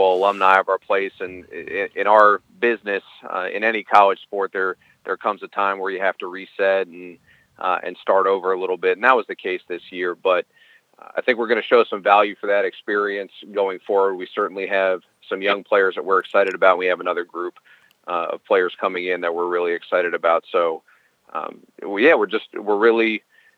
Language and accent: English; Silver Spring, Maryland, United States; also born or lived in Minnesota; I'm born and raised in Maryland. I'm from Silver Spring, and I went to Blair High School